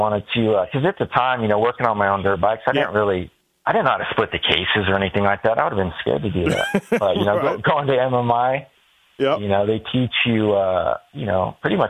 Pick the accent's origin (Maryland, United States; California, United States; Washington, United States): California, United States; Eureka; moved away as an adult; now in Corona, United States; So Eureka, California, that's where I'm from.